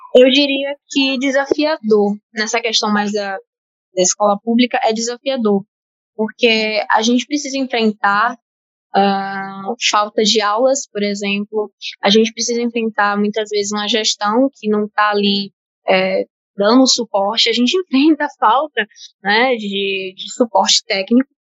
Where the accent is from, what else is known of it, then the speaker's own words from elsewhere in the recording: Salvador, Bahia, Brazil; Eu sou de Salvador, Bahia, então também sou time Nordeste